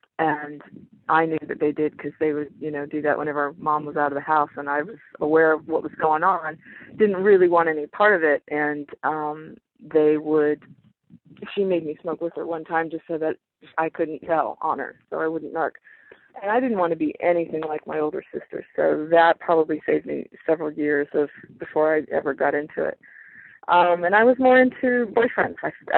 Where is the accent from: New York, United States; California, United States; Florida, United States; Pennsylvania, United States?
Florida, United States; I grew up in Florida. I grew up moving around quite a bit when my dad was a corporate ladder climber and when my folks were still married.